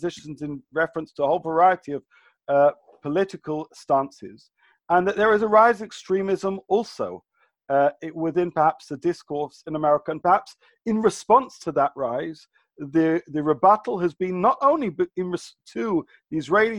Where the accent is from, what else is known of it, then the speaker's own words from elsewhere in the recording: United Kingdom; accent: British; obviously from my British accent